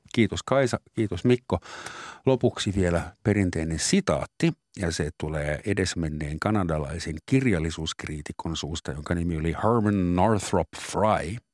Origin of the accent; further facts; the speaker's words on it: Finland; also born or lived in Southern Germany; now in Germany; mun sisäinen suomalainen